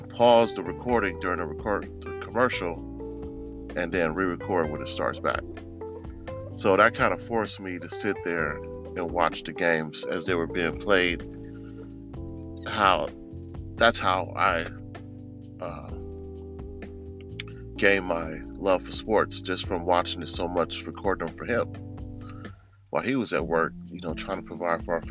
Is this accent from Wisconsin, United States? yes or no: no; Lynwood, California, United States; growing up in Linwood, California